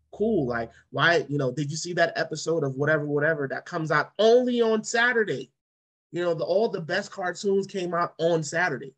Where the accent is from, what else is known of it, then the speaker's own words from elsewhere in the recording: New York City, New York, United States; growing up in Brooklyn in church